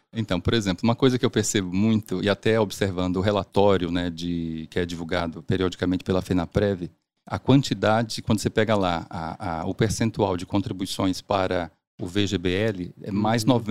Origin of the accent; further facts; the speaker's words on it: Salvador, Bahia, Brazil; also born or lived in Siriri, Sergipe; now in São Paulo, Brazil; Eu nasci em Siriri, Sergipe, na né, interior de Sergipe. E com seis meses e a, com a minha família inteira, nós mudamos para Salvador